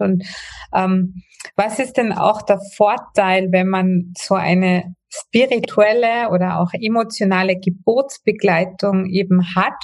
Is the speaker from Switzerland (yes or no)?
no; Austria; bei uns in Österreich